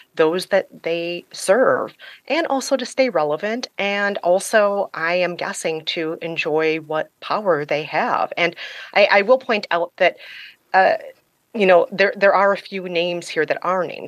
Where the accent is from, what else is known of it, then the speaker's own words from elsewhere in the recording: United States; as an American